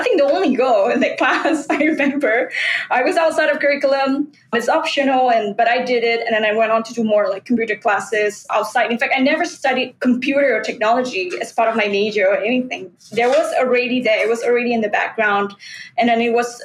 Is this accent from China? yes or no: no; Singapore; I grew up in an industrial town, Yishun Street 22, Avenue 6.